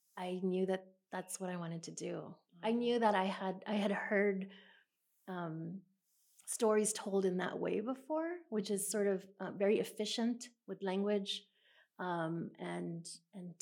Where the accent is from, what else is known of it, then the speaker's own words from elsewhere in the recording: San Antonio, Texas, United States; I grew up about 4 miles from where we're sitting right now, south of here